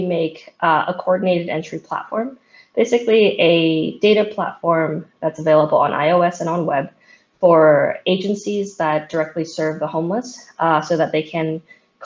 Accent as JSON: {"language": "English", "town": "San Francisco", "region": "California", "country": "United States", "tie": "born or raised there", "said": "back in San Francisco, my hometown"}